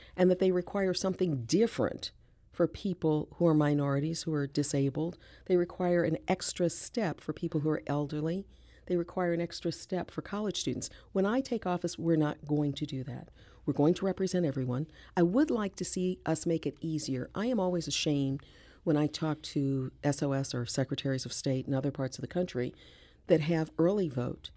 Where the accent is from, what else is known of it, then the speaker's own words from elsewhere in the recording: St. Louis, Missouri, United States; I'm one of three, born and raised in Saint Louis